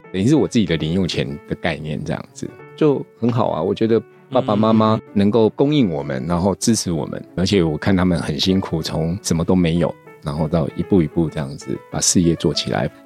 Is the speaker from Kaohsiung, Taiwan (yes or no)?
no; Tainan, Taiwan; now in Taipei, Taiwan; 我现在住台北，嗯。但是我小时候是在台南长大的